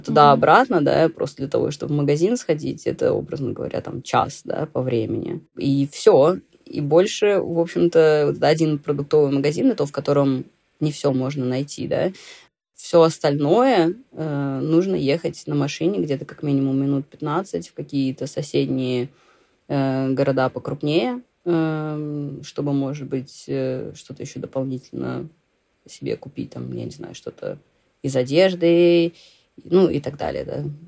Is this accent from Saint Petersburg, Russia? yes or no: yes; Saint Petersburg, Russia; moved away as an adult; now in Dalarna, Sweden; я выросла, да, там, в Санкт-Петербурге